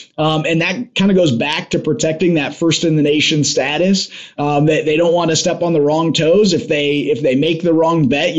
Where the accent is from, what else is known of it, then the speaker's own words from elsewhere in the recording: Iowa, United States; at age 18, just as an Iowan